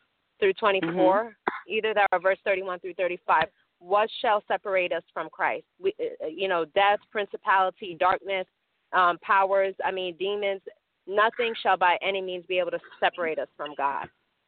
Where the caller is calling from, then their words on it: South Florida, United States; I'm calling from South Florida.